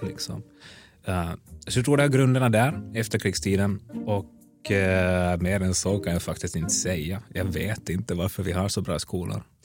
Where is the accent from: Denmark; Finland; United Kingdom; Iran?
Finland; Helsinki, Uusimaa; first language Swedish; moved away as an adult; now in Stockholm, Sweden; född och uppvuxen i Helsingfors